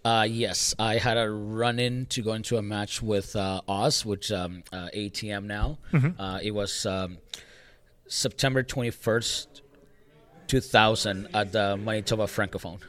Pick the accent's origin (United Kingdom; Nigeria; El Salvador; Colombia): El Salvador; now in Canada; I came to Canada in 1996. Mm-hmm. Uh, I grew up watching wrestling in El Salvador at a very, young age